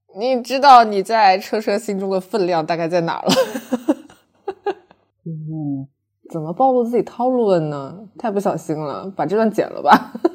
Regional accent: China; 我觉得我们中国人，我们老中国人就是特别地含蓄

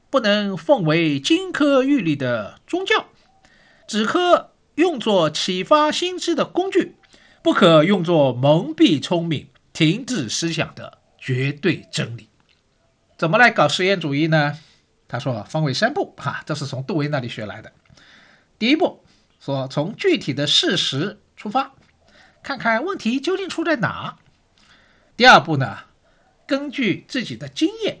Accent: Shanghai, China; 我是上海人

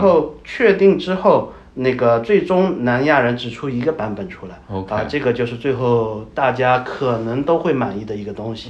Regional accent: China; moved away as an adult; now in Pakistan; 我们中国人

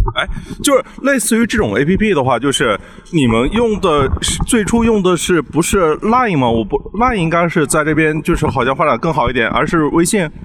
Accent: China; 我们在，就是大陆长大的这批朋友八零后们

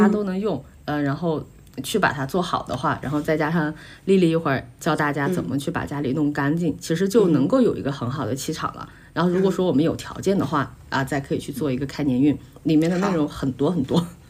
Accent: China; 我们中国人

